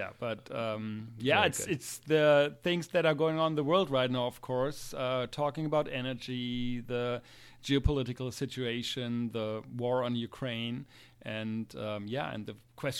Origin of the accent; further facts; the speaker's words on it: Lower Saxony, Germany; English is a second language; in Wilhelmshaven, which is in my home state, Lower Saxony, on the North Sea